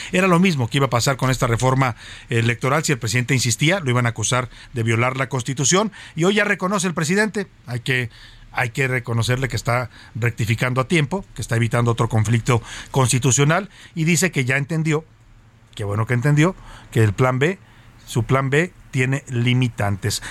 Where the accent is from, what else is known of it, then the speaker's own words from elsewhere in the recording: Mexico; lo que hacemos muchos mexicanos